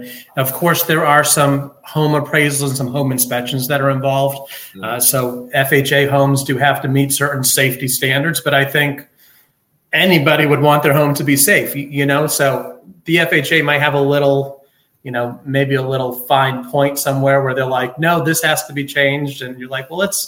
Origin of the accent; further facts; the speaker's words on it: Boston, Massachusetts, United States; moved away; also born or lived in Louisville; I'm from Boston originally